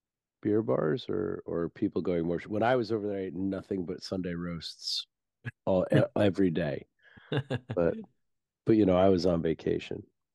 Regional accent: United States; Of course, because I'm an American asshole, I had to mix it with Amarillo and El Dorado

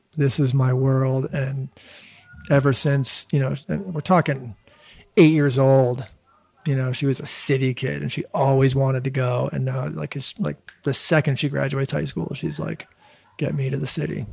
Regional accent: Newton, Massachusetts, United States; I grew up in Newton.

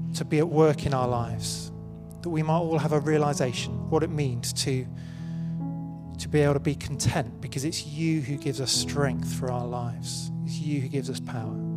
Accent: United Kingdom; I'm British

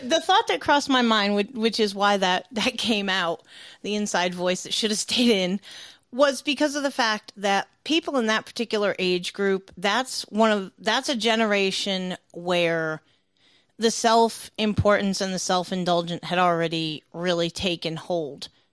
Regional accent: the North, Northern United States, United States; I'm from the North.

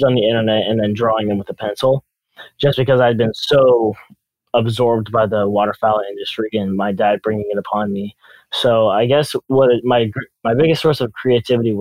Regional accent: California, United States; I'm a photographer from California

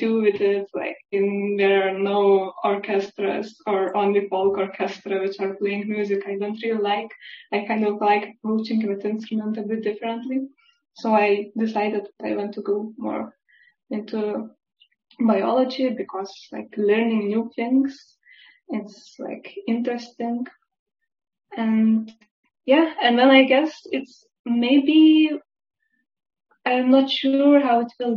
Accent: Lithuania; now in Basel, Switzerland; I'm originally from Lithuania

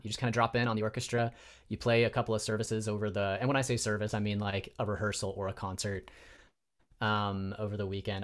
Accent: Spokane, Washington, United States; moved away as an adult; also born or lived in Provo, Utah / Chicago, Illinois; now in Bay Area, United States; I was raised in Spokane, Washington. Um, so I'm kind of a Northwest kid at heart

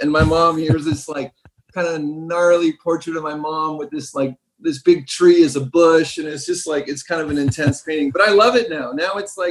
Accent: Southern California, United States; moved away as an adult; also born or lived in France / Ibiza, Spain / Switzerland; now in Brooklyn, United States; I grew up in that area. You know, I grew up near Santa Monica, Venice.

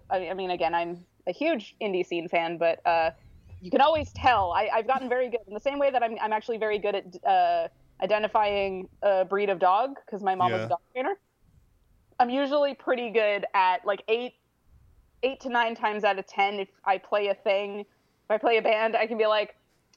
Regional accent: Alberta, Canada; moved away; also born or lived in West Coast, Canada; I'm a West Coaster at this point. I grew up in Alberta.

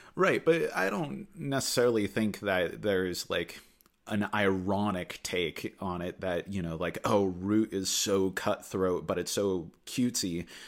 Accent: Anchorage, Alaska, United States; now in Juneau, United States; I grew up in the Anchorage area

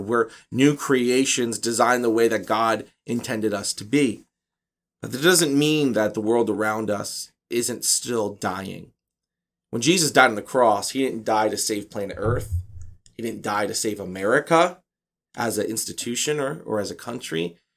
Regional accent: United States; as American Christians

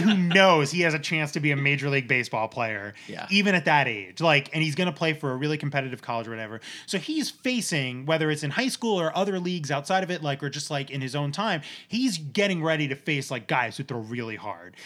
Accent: New Jersey, United States; I grew up in New Jersey.

